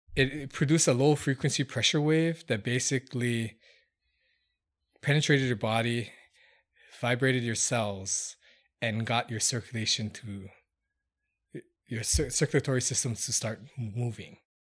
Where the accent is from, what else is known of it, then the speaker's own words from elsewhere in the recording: Hilo, Hawaii, United States; moved away as an adult; also born or lived in New Zealand; now in Las Vegas, United States; I'm from Hawaii, um, born in small town Hilo